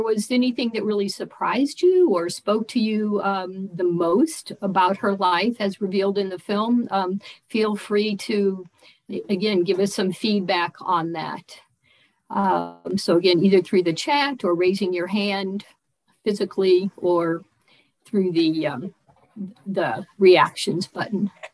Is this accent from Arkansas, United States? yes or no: no; Colorado, United States; I'm from Colorado